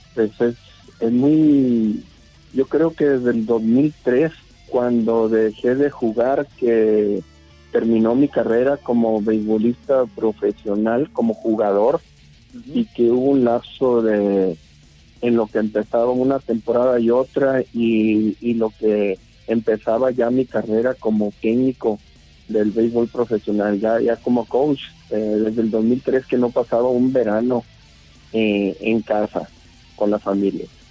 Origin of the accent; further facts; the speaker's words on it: Nuevo Laredo, Tamaulipas, Mexico; also born or lived in Navojoa, Sonora; now in Hermosillo, Mexico; yo nací en Nuevo Laredo, Tamaulipas, pero tengo ya más de 30 años radicando en Sonora, en Navojoa